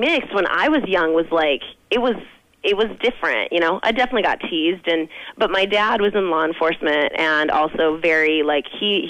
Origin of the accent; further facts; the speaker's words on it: Phoenix, Arizona, United States; I grew up in Phoenix, Arizona.